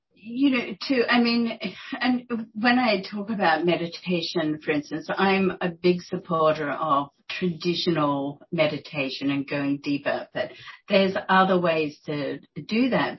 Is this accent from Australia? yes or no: yes; Australia; moved away as an adult; also born or lived in New York; I'm Australian